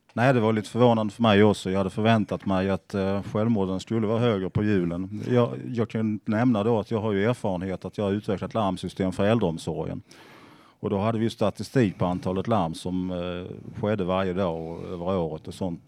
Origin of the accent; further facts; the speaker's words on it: Sweden; Jag växte upp i södra Småland